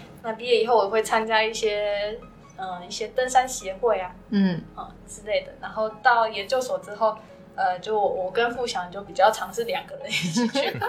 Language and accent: Chinese; Tainan, Taiwan; moved away as an adult; now in Huai'an, China; 我是台湾的台南。